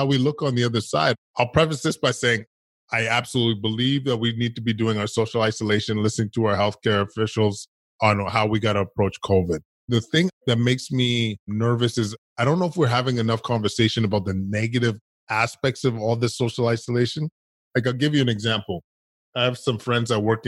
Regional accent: Edmonton, Alberta, Canada; I grew up in Edmonton, Alberta, Canada

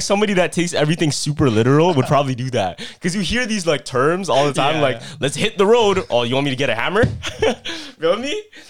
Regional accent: Canada; I'm Canadian, feel me?

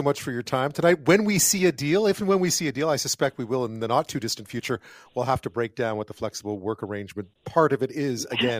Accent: Montreal, Quebec, Canada; moved away; I grew up in Montreal. I speak French

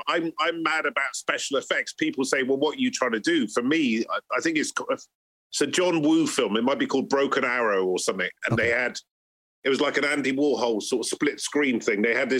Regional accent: Bristol, South West England, United Kingdom; we're just a bunch of mates amongst quite a few mates growing up in Bristol.

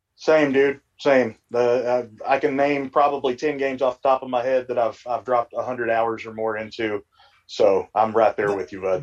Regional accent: Kentucky, United States; now in West Virginia, United States; we're all from Kentucky. I just happen to live in West Virginia right now

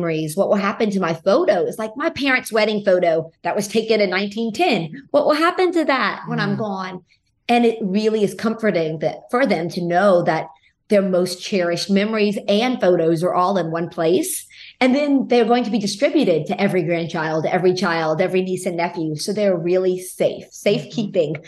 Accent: Lafayette, Louisiana, United States; I grew up in Lafayette, Louisiana. So that is in the heart of Cajun country.

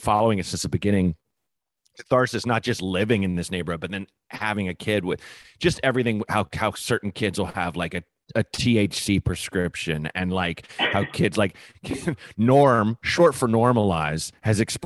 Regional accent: Portland, Oregon, United States; also born or lived in Evanston, Illinois / Chicago, Illinois / New York; now in Los Angeles, United States; my hometown of Portland, Oregon

